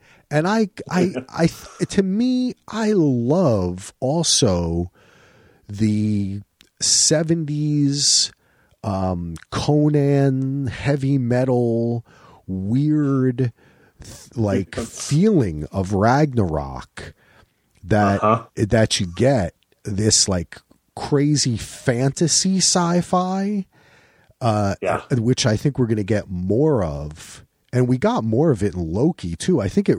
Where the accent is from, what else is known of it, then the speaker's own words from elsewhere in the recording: New Jersey, United States; my father is Sam, is a Jewish guy from Newark, you know, and I'm an Irish guy, still from Jersey